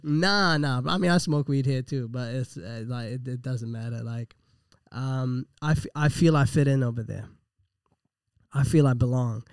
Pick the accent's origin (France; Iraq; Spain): Iraq; moved away; I was born in Iraq, man, and, and they let me in the country